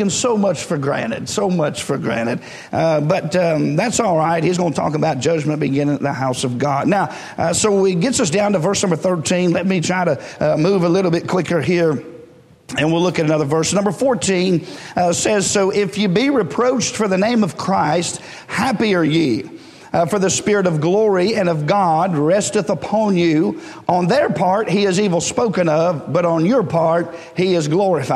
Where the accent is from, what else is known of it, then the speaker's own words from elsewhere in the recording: United States; as an American